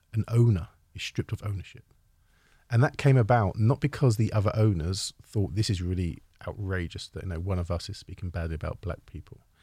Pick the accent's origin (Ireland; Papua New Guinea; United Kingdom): United Kingdom; as a Brit, as a European